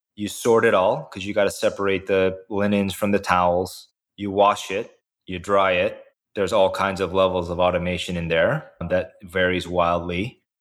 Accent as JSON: {"language": "English", "region": "the Midwest near Indiana", "country": "United States", "tie": "born or raised there", "also_born_or_lived": "South Korea", "said": "I grew up in the Midwest near Indiana"}